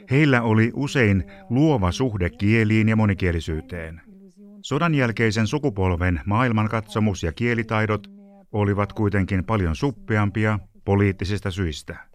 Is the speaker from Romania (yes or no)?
yes; Transylvania, Romania; Finnish is a second language; Kasvoin Transilvaaniassa, Romaniassa – aikana jolloin unkarilaista vähemmistöä pidettiin vähäpätöisinä kansalaisina. Meillä oli kuulemma aina aksentti, kun puhuimme romaniaa, joka oli koulukieli.